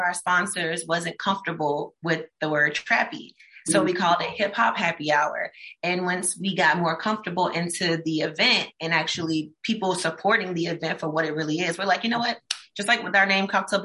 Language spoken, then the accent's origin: English; Mullins, South Carolina, United States; now in Charleston, United States; I'm from Mullins. So I would share this music with my people from Mullins